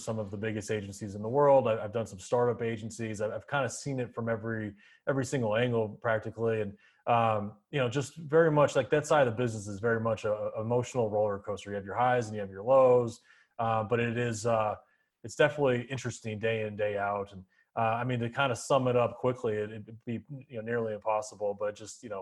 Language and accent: English; Arizona, United States; I grew up in Arizona